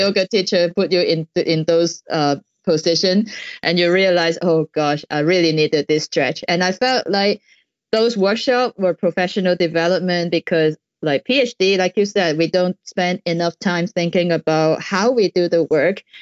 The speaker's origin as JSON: {"language": "English", "country": "Hong Kong", "said": "I'm from Hong Kong"}